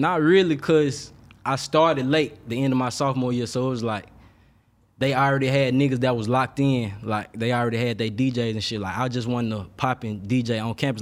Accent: Memphis, Tennessee, United States; moved away as an adult; also born or lived in Atlanta; I'm from Memphis

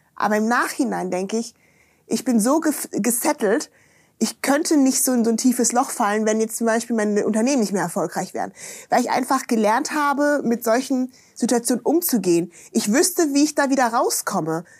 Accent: Germany; Ich bin ja da in der Eifel aufgewachsen, ne? Bonn-Kölner Gegend

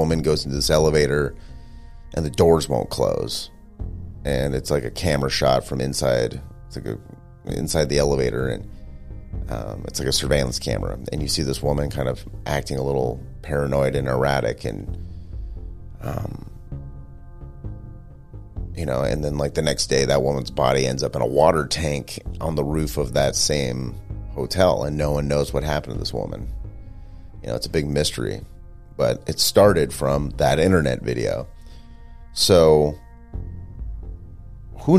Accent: Stockton, California, United States; in Northern California near where I grew up in Stockton

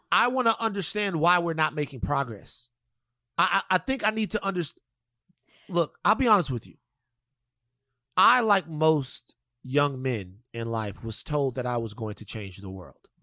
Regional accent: Louisiana, United States; moved away; my home state of Louisiana

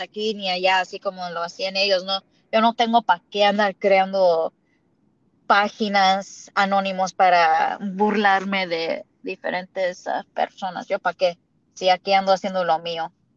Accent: United States; accent: indigenous; nací aquí en los Estados Unidos

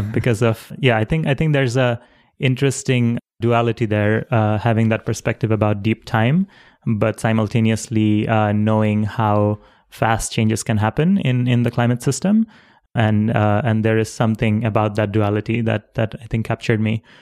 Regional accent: Dhaka, Dhaka Division, Bangladesh; I was born in Dhaka City, which is a huge city in Bangladesh.

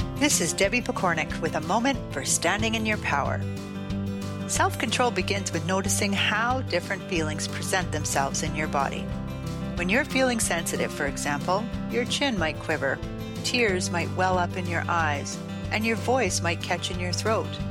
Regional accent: New York City, New York, United States; I am a girl from the Bronx, New York.

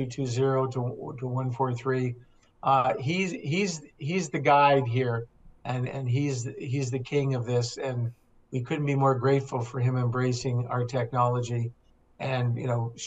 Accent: Toronto, Ontario, Canada; I was a kid growing up in Toronto

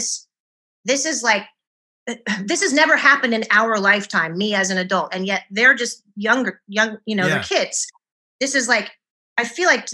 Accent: Penryn, California, United States; I grew up in a small town called Penryn. In Northern California, which has a population of 1,500 people

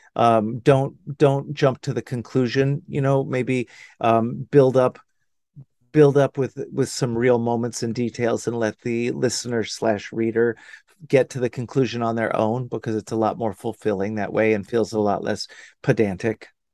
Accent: Dallas, Texas, United States; moved away as an adult; also born or lived in Austin, Texas / Los Angeles; now in Hudson Valley, United States; I grew up in Dallas. I grew up in, in old, good old Dallas.

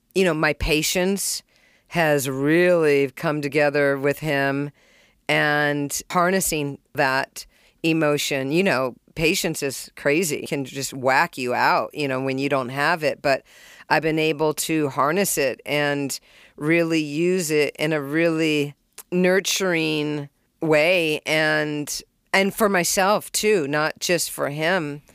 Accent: California, United States; also born or lived in Springfield, Massachusetts; I was born in Springfield, and at one years old, which I don't remember, we moved to California. I was raised with three brothers and one sister.

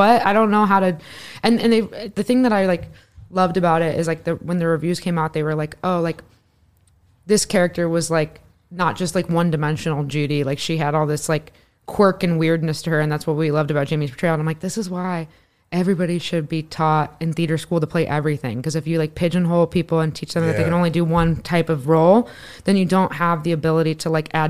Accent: Northwest Indiana, United States; I grew up in Northwest Indiana

